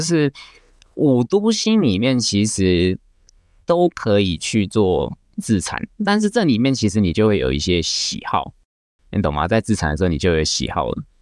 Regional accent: Taiwan; 我们台湾人习惯用的台瓶

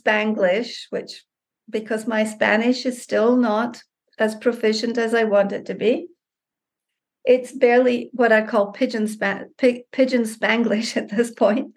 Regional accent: Scotland, United Kingdom; now in Mexico; I'm from Scotland, and so all of my ancestors and relatives are from the UK.

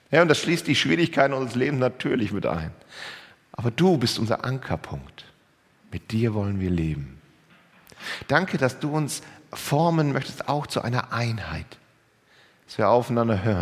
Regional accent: Lower Saxony, Germany; Ja, als Ostfriese ist man Hamburg jetzt nicht unbedingt so nah.

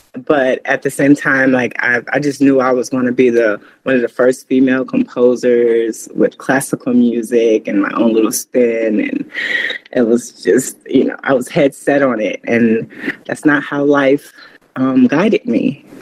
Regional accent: Chicago, Illinois, United States; also born or lived in Florida; now in Asheville, United States; I was originally born and, and half raised, I say half raised in Chicago, Illinois.

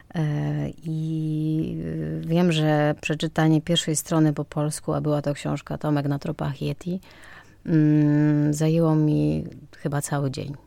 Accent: Mostyska, Lviv Oblast, Ukraine; Polish is a second language; moved away as an adult; also born or lived in Kraków; now in Poland; urodziłam się w Mościskach w Ukrainie, 15 km od granicy polsko-ukraińskiej

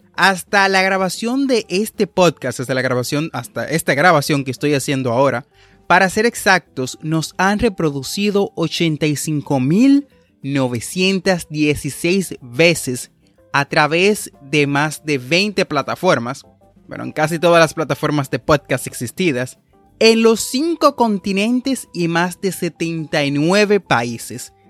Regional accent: Dominican Republic; como decimos en mi país

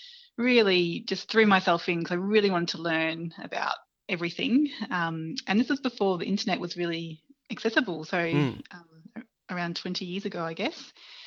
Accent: Brisbane, Queensland, Australia; So I grew up in Neangin in Brisbane, in West End. So it's very much inner city environment.

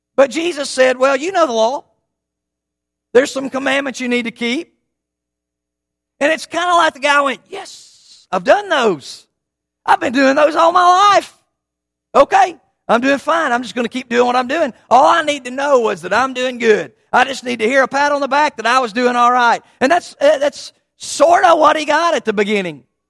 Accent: East Tennessee, United States; I grew up in East Tennessee

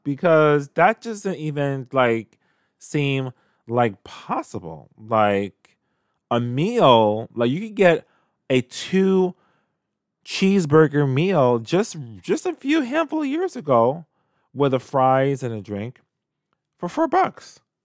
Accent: New York City, New York, United States; when I was a kid growing up in Canarsie, Brooklyn

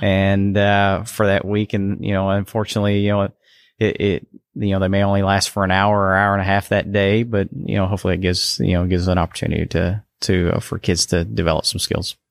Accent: Canton, Texas, United States; I'm originally from Canton

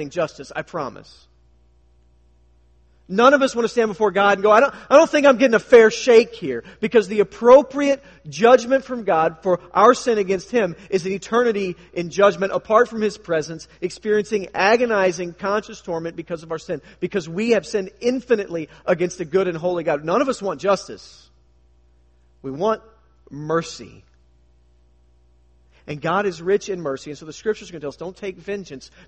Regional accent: United States; us as American Christians

